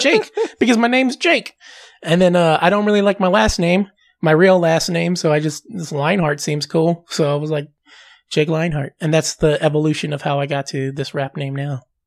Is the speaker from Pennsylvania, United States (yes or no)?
no; Southern California, United States; I'm from Southern California